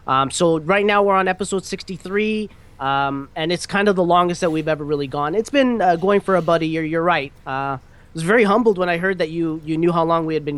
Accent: Canada; also born or lived in Toronto; I'm also Canadian. I'm in Toronto.

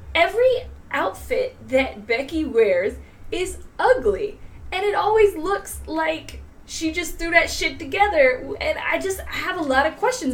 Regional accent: Virginia, United States; I am from Virginia as well. Uh, five years in Richmond

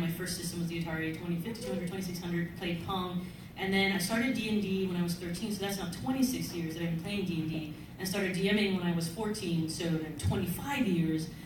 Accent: New York City, New York, United States; also born or lived in the Bronx; I'm from the Bronx. I went to school in the South Bronx. I grew up in Spanish Harlem in Manhattan

